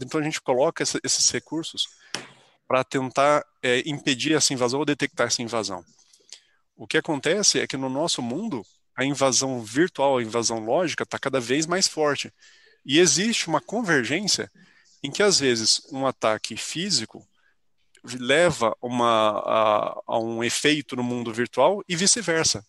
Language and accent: Portuguese; São José dos Campos, São Paulo, Brazil; moved away as an adult; now in São Carlos, Brazil; ainda em São José dos Campos, que é onde eu nasci, eu fiz colégio técnico lá, na ETEP